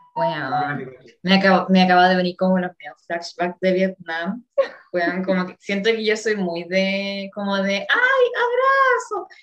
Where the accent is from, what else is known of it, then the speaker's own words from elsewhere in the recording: Colina, Santiago Metropolitan Region, Chile; de Colina